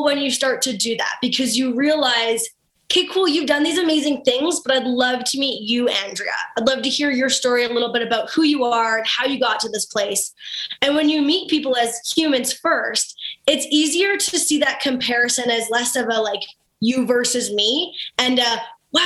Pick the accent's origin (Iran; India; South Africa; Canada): Canada; Kennedy, Saskatchewan; from Kennedy, Saskatchewan